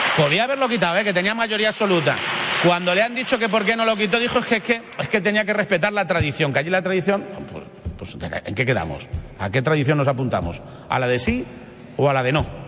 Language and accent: Spanish; Spain; como español